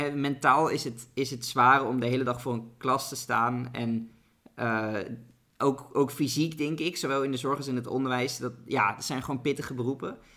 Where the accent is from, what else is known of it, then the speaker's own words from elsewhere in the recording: Netherlands; Als Nederlanders hebben we